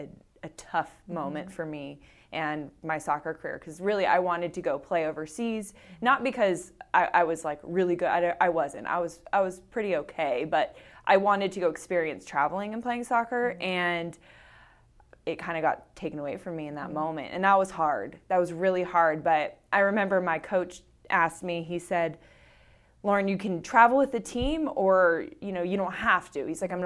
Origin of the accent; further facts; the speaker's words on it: Orange County, California, United States; also born or lived in Tampa; now in Folsom, United States; I grew up in Orange County.